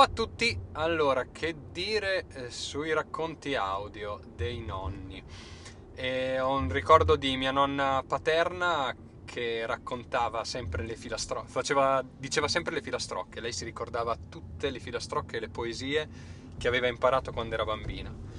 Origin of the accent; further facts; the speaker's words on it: Italy; su quell'ansa dell'Adige dove si trova il mio paese